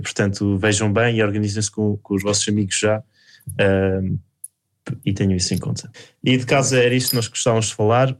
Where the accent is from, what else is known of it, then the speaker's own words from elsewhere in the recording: Coimbra, Centro, Portugal; moved away as an adult; now in Lisbon, Portugal; eu sou de Coimbra e eu escolhi fazer o ano, o ano comum em Lisboa